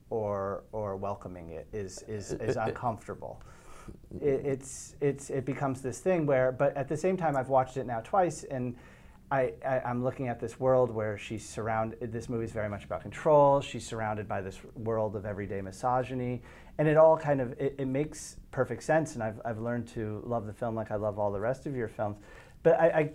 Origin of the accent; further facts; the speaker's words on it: United States; as an American I felt like I was too American